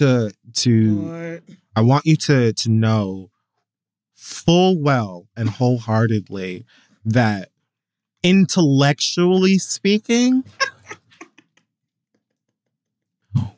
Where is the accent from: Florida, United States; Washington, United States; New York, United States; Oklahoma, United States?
Florida, United States; Miami; the city of Miami that I was born